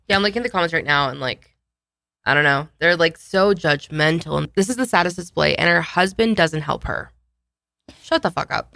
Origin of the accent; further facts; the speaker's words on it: Pueblo, Colorado, United States; I grew up in Southern Colorado